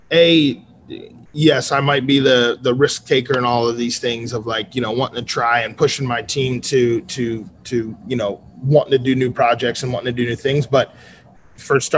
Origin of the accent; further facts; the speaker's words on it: Cape May, New Jersey, United States; moved away as an adult; now in San Diego, United States; I am originally from South Jersey. Literally exit zero on the Garden State Parkway, town called Cape May